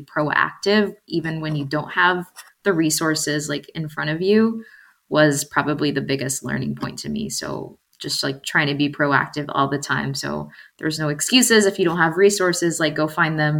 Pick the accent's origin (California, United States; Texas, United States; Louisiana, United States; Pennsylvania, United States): Texas, United States; also born or lived in Mexico City, Mexico; I was born in Mexico City, which at that time, it was the largest city in the world. And I moved to Texas when I was 3 years old to a very, very small town.